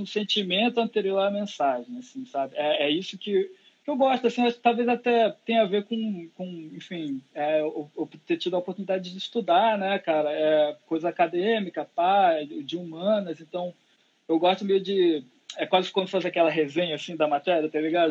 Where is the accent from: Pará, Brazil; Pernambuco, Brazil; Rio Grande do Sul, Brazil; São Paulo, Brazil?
Pará, Brazil; interior of; now in Rio de Janeiro, Brazil; lá na minha cidade que eu fui criado, lá, lá no interior do Pará